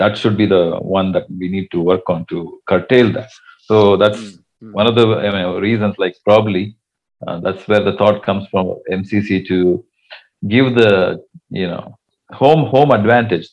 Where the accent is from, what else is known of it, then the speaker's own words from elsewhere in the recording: Bangalore, Karnataka, India; As I'm from Bangalore